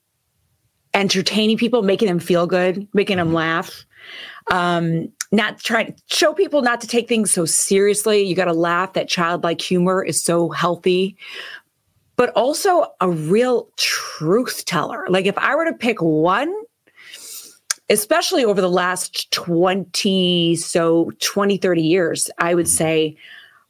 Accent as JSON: {"language": "English", "town": "Chicago", "region": "Illinois", "country": "United States", "tie": "born or raised there", "said": "when I was a little girl growing up in Chicago, I went to Catholic school"}